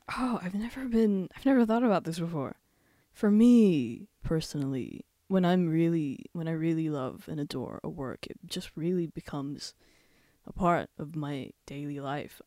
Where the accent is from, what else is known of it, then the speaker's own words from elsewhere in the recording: Werribee, Victoria, Australia; I grew up in Werribee. We immigrated, me and my family, we immigrated to Australia in two thousand three.